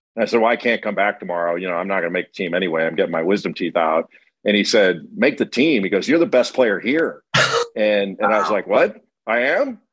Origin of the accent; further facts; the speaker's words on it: Rolling Hills, California, United States; moved away as an adult; also born or lived in San Pedro, California; I was born in San Pedro, California, near the port of, port of Los Angeles, and I grew up in an area called Rolling Hills